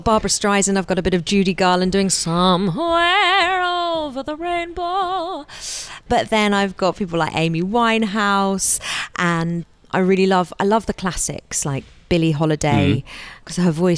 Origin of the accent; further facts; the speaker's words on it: Aldbury, East of England, United Kingdom; also born or lived in Edgware; when I was about 3 or 4, my parents moved out to a little village in Hertfordshire called Aldbury